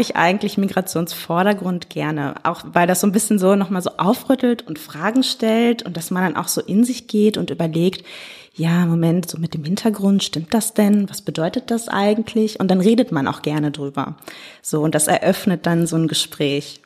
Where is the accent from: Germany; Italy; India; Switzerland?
Germany; Hagen, North Rhine-Westphalia; now in Duisburg, Germany; Ich bin aufgewachsen in Hagen und ah. genau bin dann da auch zur Schule gegangen